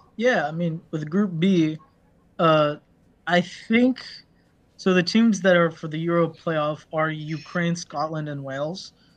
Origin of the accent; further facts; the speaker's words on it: Morocco; Morocco is my home country